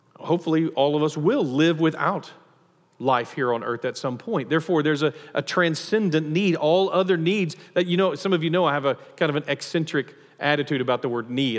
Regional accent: Nacogdoches, Texas, United States; I grew up in Nacogdoches

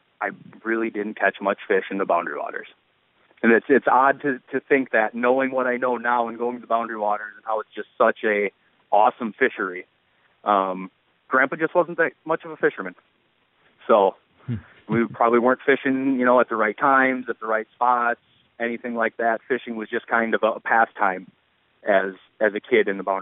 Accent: Minnesota, United States; I am from Minnesota

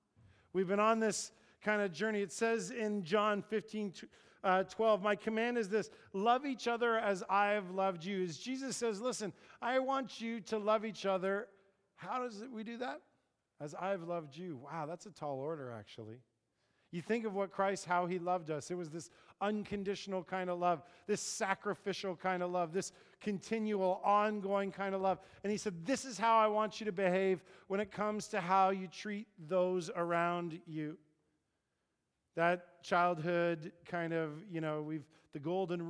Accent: Paris, Ontario, Canada; I grew up kind of in Paris, Ontario

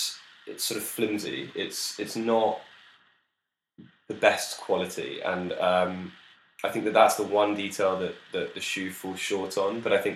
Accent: London, United Kingdom; So we're both from London

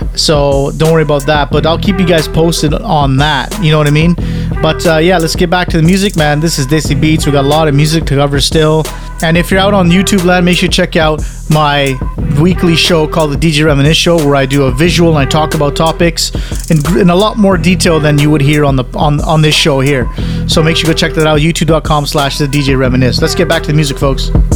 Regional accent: Canada; also born or lived in United Kingdom; being Canadian

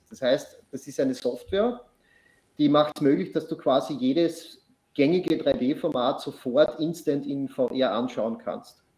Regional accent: Austria; Ich komme aus Österreich, nicht aus Australien.

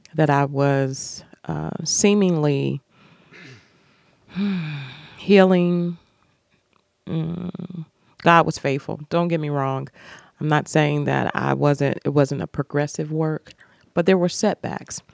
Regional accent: Cleveland, Ohio, United States; moved away as an adult; also born or lived in Indianapolis / Toledo; I was born in Cleveland

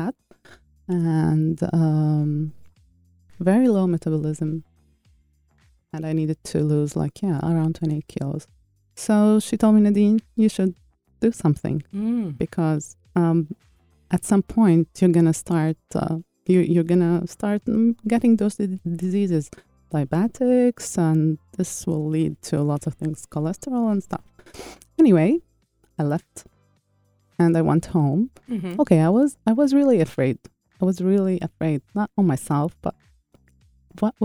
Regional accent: Lebanon; moved away; my home country, Lebanon

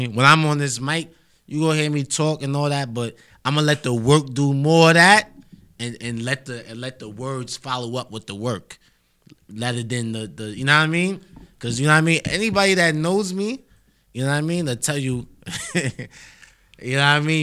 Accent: New York City, New York, United States; I'm really from Harlem

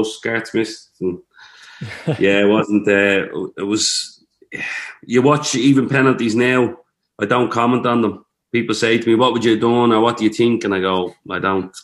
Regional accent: Tallaght, Leinster, Ireland; I'm actually proud of being from Talla. Like, if anyone asks me where you're from, I say Talla

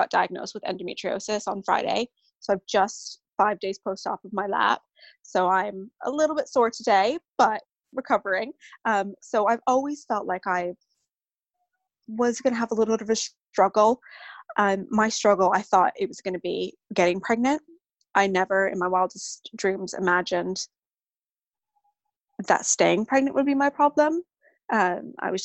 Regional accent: Vancouver Island, British Columbia, Canada; moved away as an adult; now in United Kingdom; I'm originally from Canada, from Vancouver Island.

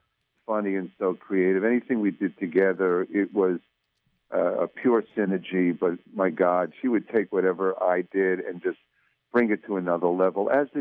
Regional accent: Long Island, New York, United States; I grew up on Long Island.

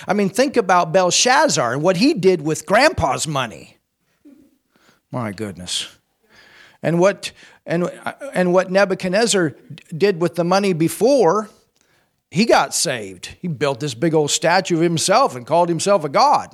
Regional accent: United States; I'm an American

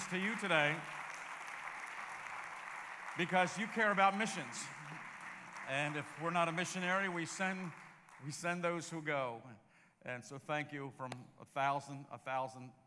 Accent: Baltimore, Maryland, United States; I'm from Baltimore

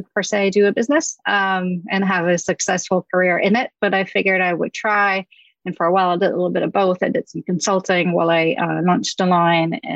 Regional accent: south of France, France; moved away; I grew up in France, in the south of France on the beach

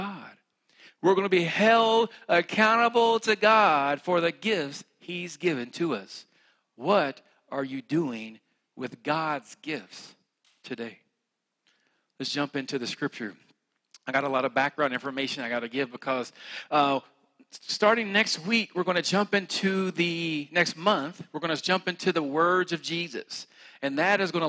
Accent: West Virginia, United States; accent: country; I'm from West Virginia

